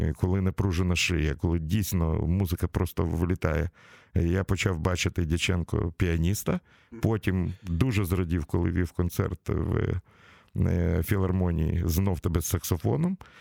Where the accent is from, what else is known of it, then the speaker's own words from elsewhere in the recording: Kyiv, Ukraine; в нашому рідному місті в Києві